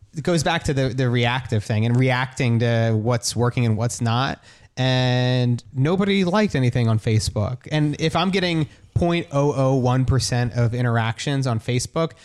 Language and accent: English; New Jersey, United States; in Jersey where I grew up, like, in a small town